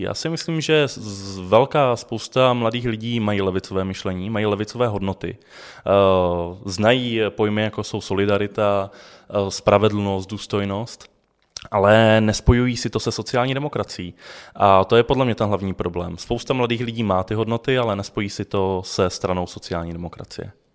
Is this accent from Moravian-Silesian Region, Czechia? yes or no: yes; Ostrava, Moravian-Silesian Region, Czechia; já pocházím z Ostravy a studoval jsem střední průmyslovou školu